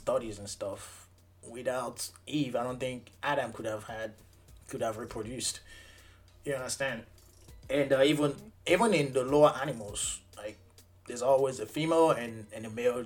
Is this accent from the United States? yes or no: no; Nigeria; We're both from West Africa, Nigeria